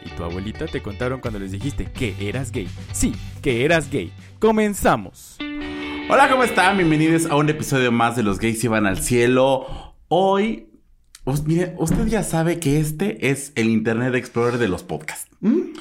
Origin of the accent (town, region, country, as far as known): Mexico